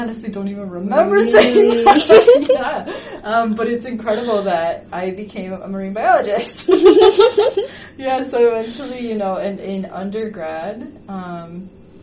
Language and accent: English; Chicago, Illinois, United States; I grew up in Chicago, which has very long winters